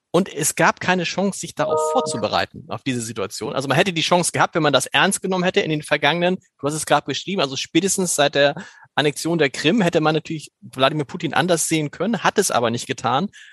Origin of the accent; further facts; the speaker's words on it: Germany; als Deutscher